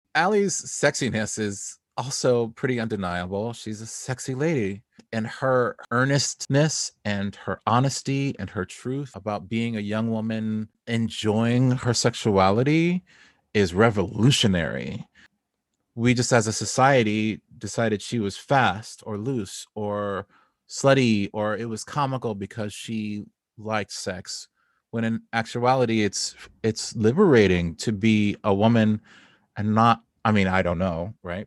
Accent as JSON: {"language": "English", "region": "Southern California", "country": "United States", "tie": "born or raised there", "moved": "yes", "lives_now": "Brooklyn, United States", "said": "I grew up in Southern California."}